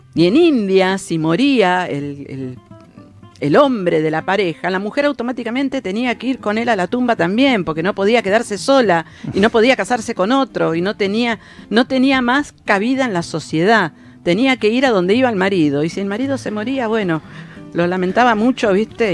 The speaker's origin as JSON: {"language": "Spanish", "country": "Argentina"}